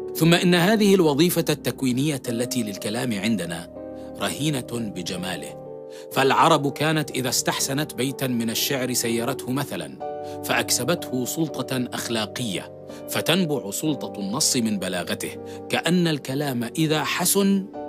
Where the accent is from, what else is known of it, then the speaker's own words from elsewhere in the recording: Palestine; فانا فلسطيني